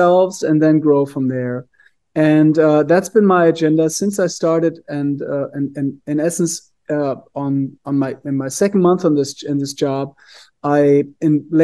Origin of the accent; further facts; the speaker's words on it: Germany; moved away as an adult; now in Scottsdale, United States; I did not grow up in Arizona. I'm originally from Germany. I grew up in a really small town, very old town